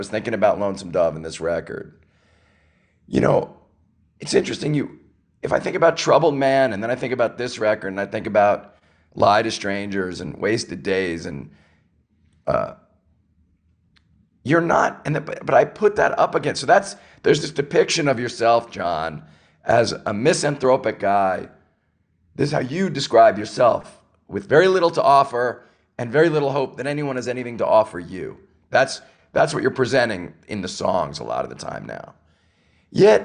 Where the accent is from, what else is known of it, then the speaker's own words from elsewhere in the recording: New York, United States; I grew up in New York